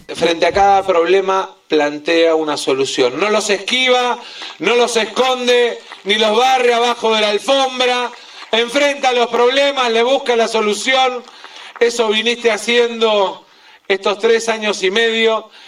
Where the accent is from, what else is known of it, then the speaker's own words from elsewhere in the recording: Buenos Aires Province, Argentina; lo digo como bonaerense